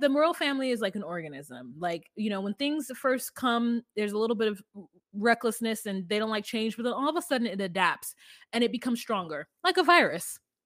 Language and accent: English; United States